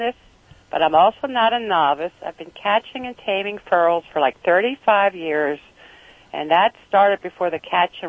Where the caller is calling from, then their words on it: Reamstown, Pennsylvania, United States; I'm calling from Reamstown, Pennsylvania. It's near, well, it's between Lancaster and Reading.